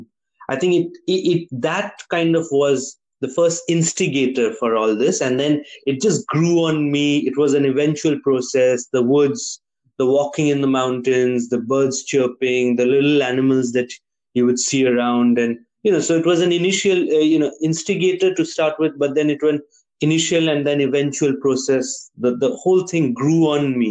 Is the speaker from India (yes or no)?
yes; Kalimpong, West Bengal, India; also born or lived in Darjeeling; as a kid growing up in Kalimpong